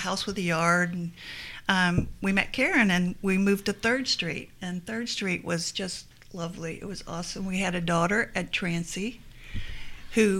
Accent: Miami, Florida, United States; moved away as an adult; now in Lexington, United States; I'm originally from Miami, Florida. I lived there until I was about 23 years old.

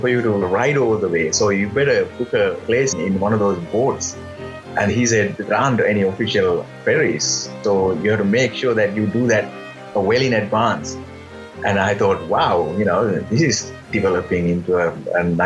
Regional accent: Sri Lanka; moved away as an adult; now in Switzerland; born in Sri Lanka and raised in Sri Lanka, but later on I moved to Switzerland. I've been living in Switzerland for now 16 years

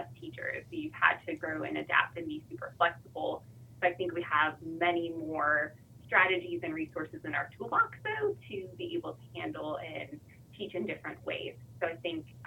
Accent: North Tonawanda, New York, United States; moved away as an adult; also born or lived in Charlotte, North Carolina; now in North Carolina, United States; I am originally from a suburb of Buffalo, New York called North Tonawanda. I was born and raised there

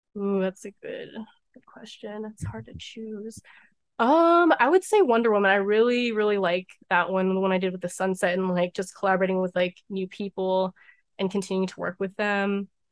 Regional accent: Maryland, United States; born or raised there

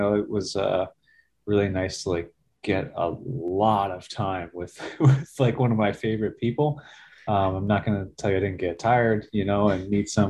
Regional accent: New Jersey, United States; moved away as an adult; also born or lived in Virginia; Okay. I grew up in New Jersey, in North Jersey. Kind of a suburb of New York City, but it didn't really feel like that. I felt like I was kind of a suburbanite, but didn't really have much contact with the city

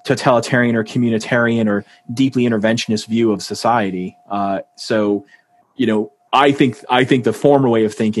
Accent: New Hampshire, United States; moved away; I'm from New Hampshire

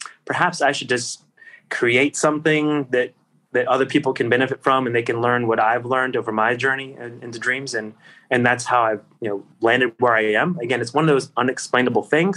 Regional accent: Virginia, United States; my hometown in Virginia, where I was at the time

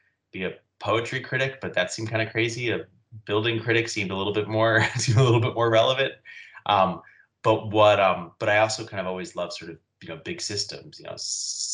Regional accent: New York City, New York, United States; also born or lived in Massachusetts; I grew up in New York City, left for about 10 years, but I've been back here now for about 15 years

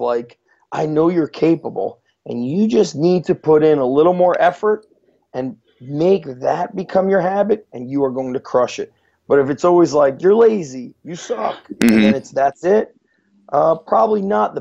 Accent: New Jersey, United States; also born or lived in Israel / New York; we moved to this country from Israel. My dad was in the Israeli army, so was my mom. When we moved to New York, then we moved to New Jersey

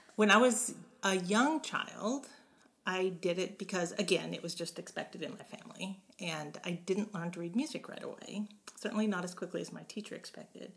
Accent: Beaumont, Texas, United States; also born or lived in Kansas / Houston, Texas; we moved to Beaumont, and then I grew up in Beaumont from from then on through college

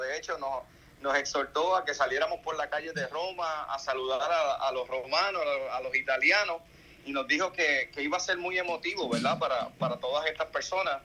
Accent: Juana Díaz, Puerto Rico; para nosotros como puertorriqueños

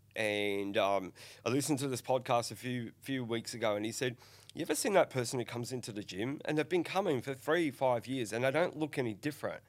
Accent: Northern Ireland, United Kingdom; now in Australia; I'm an Australian citizen, born in, in Northern Ireland

